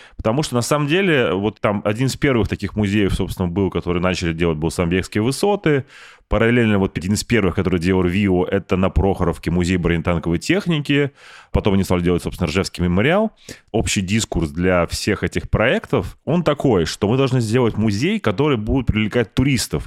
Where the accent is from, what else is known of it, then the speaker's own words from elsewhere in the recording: Saint Petersburg, Russia; у меня в Питере, да, ну, я же петербуржец